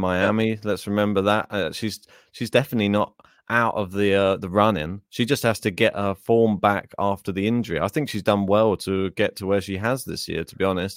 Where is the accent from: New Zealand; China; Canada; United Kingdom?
United Kingdom; we have a very multicultural society